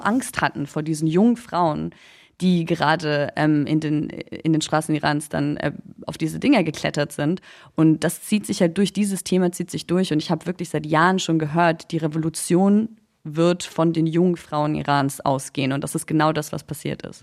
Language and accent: German; Munich, Bavaria, Germany; Ich bin in München geboren, ich bin in Deutschland aufgewachsen, ich bin dann zur Schule gegangen